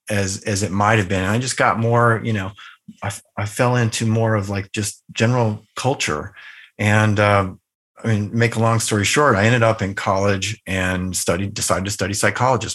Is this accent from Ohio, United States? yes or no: no; Northern Virginia, United States; also born or lived in Southern California; we moved from Southern California to Northern Virginia, which was the outskirts of, uh, the Washington, D C area